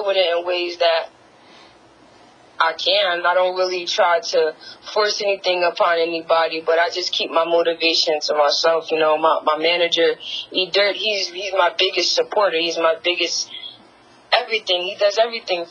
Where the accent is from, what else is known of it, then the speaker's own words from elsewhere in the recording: Paterson, New Jersey, United States; I'm from Paterson, New Jersey.